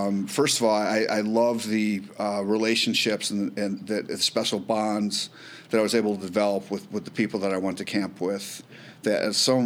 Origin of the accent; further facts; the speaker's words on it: Highland Park, Illinois, United States; Growing up in Highland Park